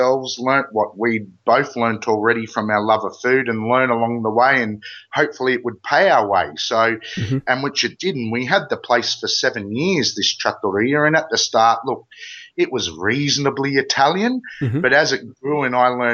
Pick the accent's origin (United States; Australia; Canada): Australia; accent: Ocker; I'm about as Australian as they come